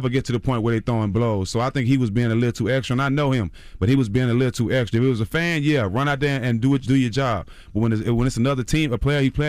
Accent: Port Arthur, Texas, United States; My life was really in danger, mm-hmm. you know, growing up in Port Arthur, Texas.

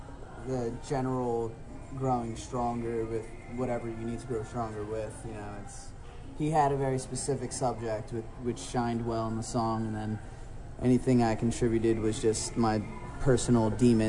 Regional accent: Trenton, New Jersey, United States; I was born in Trenton.

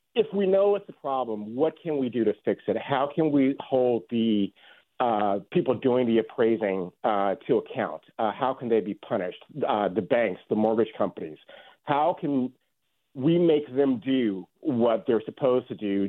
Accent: Chicago, Illinois, United States; moved away as an adult; also born or lived in San Francisco Bay Area; now in San Francisco, United States; I grew up in Chicago in a beautiful, uh, three-story gray Victorian mansion

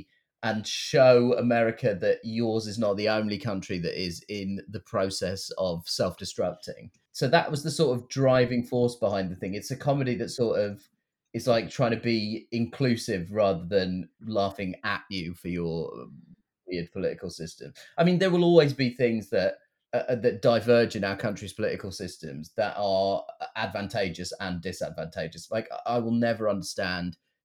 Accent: United Kingdom; I am a contentious figure in my home country

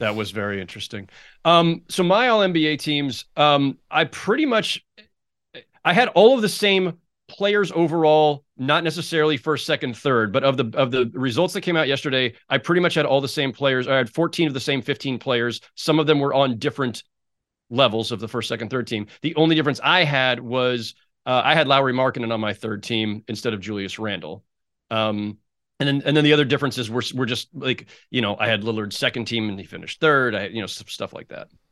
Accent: Bay Area, California, United States; me growing up in the Bay Area

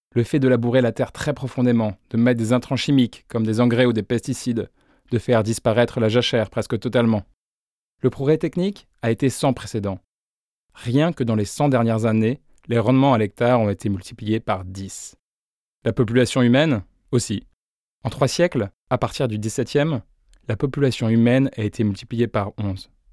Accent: Beauce, Centre-Val de Loire, France; Je suis né en Beauce, le grenier de la France

